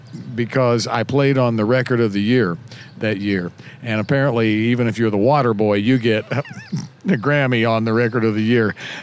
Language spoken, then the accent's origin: English; Bowling Green, Kentucky, United States; Bowling Green, Kentucky.